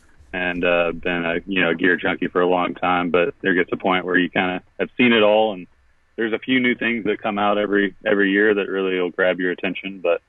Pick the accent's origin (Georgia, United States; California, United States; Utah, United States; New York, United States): Georgia, United States; Savannah; moved away as an adult; also born or lived in Florida / Washington / Missoula, Montana; I grew up here in Savannah. Lived here until my late teens, moved down to Florida for school for a little bit, moved back up to Savannah and here until I was about 23. And then I moved out west, worked for a climbing shop in Washington State.